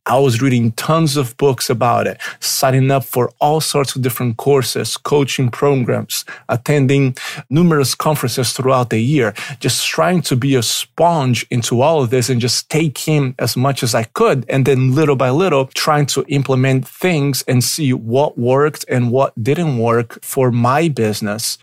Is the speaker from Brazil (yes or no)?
yes; Brazil; English is a second language; moved away as an adult; also born or lived in Pittsburgh, United States; now in Chicago, United States; I was born in Brazil. I lived there for the first twenty years of my life before I moved to the United States in two thousand and five